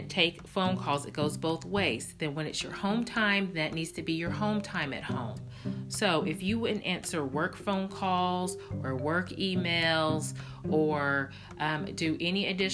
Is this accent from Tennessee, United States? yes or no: yes; Tennessee, United States; I'm from Tennessee. We actually only grew up 2 hours away from one another